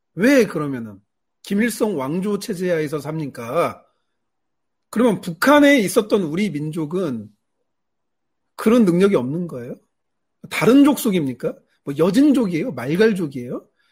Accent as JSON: {"language": "Korean", "town": "Jeonju", "region": "North Jeolla", "country": "South Korea", "said": "저는 사실 그 전라도 출신이에요. 제 아내도 전라도고"}